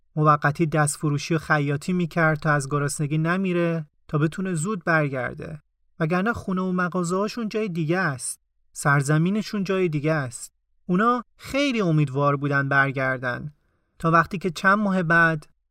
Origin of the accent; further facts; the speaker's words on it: Tehran, Tehran Province, Iran; من توی اون خونه به دنیا اومدم و پا گرفتم